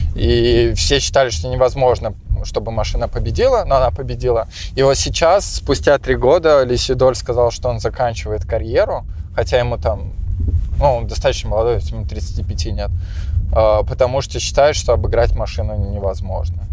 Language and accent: Russian; Tolyatti, Samara Oblast, Russia; я пока рос в Тольятти